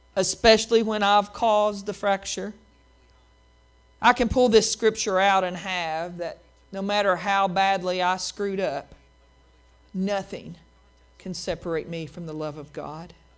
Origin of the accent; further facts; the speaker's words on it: Appalachian Mountains, United States; the swinging bridges I grew up in in the Appalachian Mountains